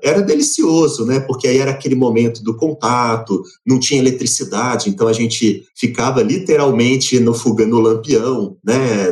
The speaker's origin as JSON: {"language": "Portuguese", "town": "Belo Horizonte", "region": "Minas Gerais", "country": "Brazil", "tie": "born or raised there", "moved": "yes", "lives_now": "Diamantina, Brazil", "said": "eu nasci em Belo Horizonte, fui criado ali na Zona Sul, na região do Sion"}